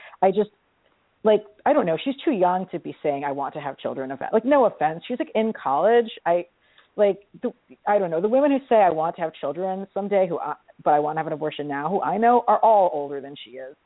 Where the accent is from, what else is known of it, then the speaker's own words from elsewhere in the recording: New York, United States; I'm from New York